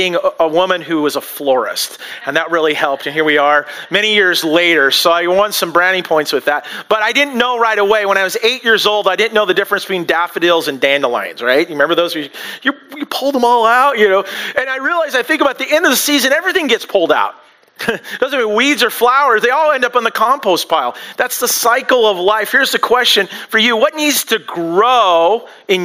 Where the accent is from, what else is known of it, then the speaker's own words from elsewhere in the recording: United States; we as American culture